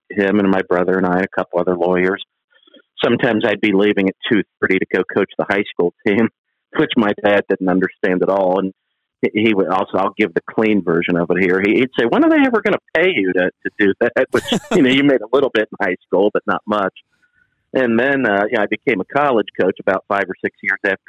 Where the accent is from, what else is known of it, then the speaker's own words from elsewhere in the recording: Columbus, Ohio, United States; growing up in Columbus